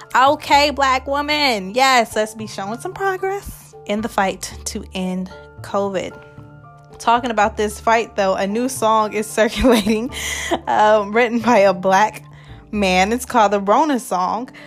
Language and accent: English; Nebraska, United States; I am also from Nebraska.